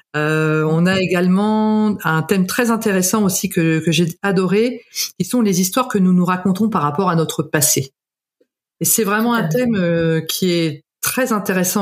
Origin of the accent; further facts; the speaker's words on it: Canada; je suis née au Canada